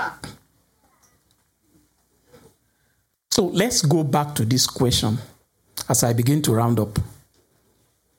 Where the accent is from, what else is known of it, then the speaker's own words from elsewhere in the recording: Nigeria; Some of us who are from Nigeria